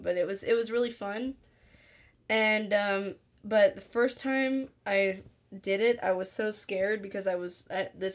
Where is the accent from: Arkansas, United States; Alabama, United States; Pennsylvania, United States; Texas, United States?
Alabama, United States; We're from Alabama